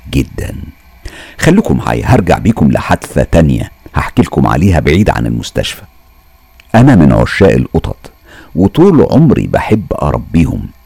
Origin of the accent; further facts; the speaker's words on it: Mansoura, Dakahlia, Egypt; احنا زي ما انتوا عارفين وواضح من حكايتي ان احنا من المنصورة واحنا من المنصورة نفسها وكانت زمان المنصورة فاضية مش زي دلوقتي مليانة عمار وناس